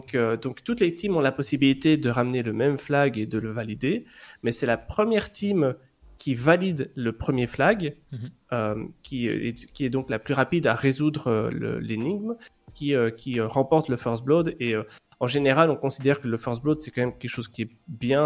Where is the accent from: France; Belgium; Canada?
Belgium; je suis belge, j'habite en Belgique.